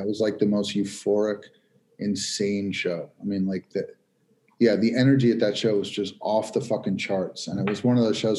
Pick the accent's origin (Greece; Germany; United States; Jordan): United States; New York; they always treated me as a New Yorker very, very well there.